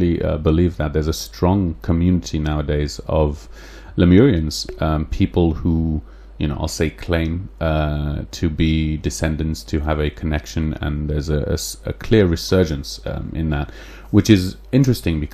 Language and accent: English; England, United Kingdom; accent: English; my English accent